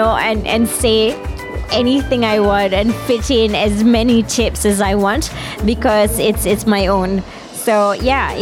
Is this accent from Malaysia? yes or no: yes; Malaysia; as a Malaysian